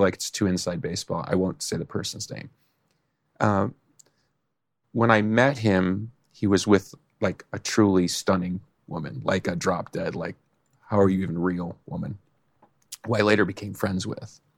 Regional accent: Chicago, Illinois, United States; I'm from Chicago, so everybody knows me

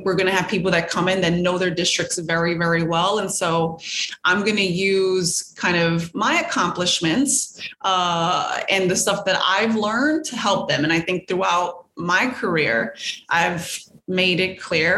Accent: New York City, New York, United States; I grew up on Stanton Street

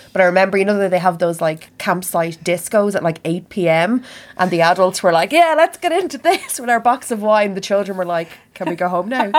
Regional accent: Kildare, Leinster, Ireland; I'm from Kildare, which is the, kind of a county between Carlow and Dublin

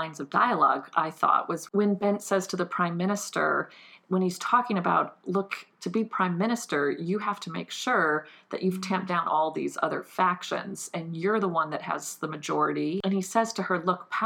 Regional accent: United States; as an American

